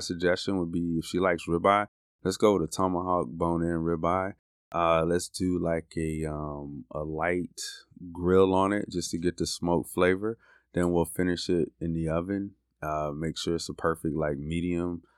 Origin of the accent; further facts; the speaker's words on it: Florida, United States; now in Birmingham, United States; I'm from Florida